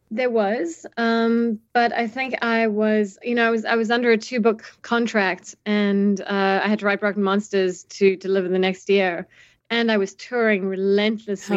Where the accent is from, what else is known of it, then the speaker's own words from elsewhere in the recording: South Africa; as a South African who, you know, grew up under apartheid and then also, you know, saw the first democratic elections with Mandela